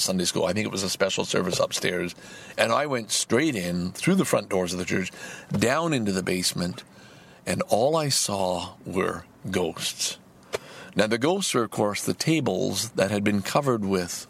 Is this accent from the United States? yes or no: no; Salaberry-de-Valleyfield, Quebec, Canada; also born or lived in Lachine; I grew up in Valleyfield the first 8 years of my life.